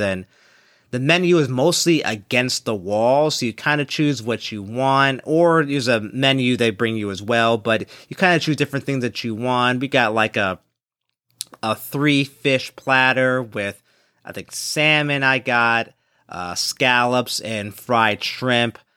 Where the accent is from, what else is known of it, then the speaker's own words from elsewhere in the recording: Philadelphia, Pennsylvania, United States; also born or lived in Saint Louis; the African-American community, uh, that I was born and raised with in Philadelphia